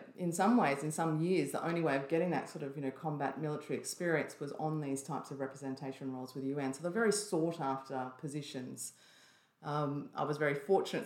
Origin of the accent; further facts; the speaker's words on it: Byron Bay, New South Wales, Australia; grew up in a little place called Austinville, which is just in the hinterland of Byron Bay